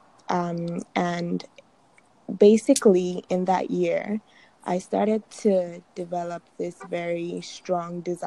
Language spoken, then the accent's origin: English; Nigeria; My dad is a pastor, and I'm Nigerian